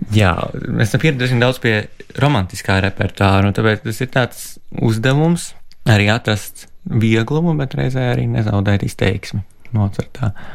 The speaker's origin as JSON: {"language": "Latvian", "country": "Latvia", "also_born_or_lived": "Sweden"}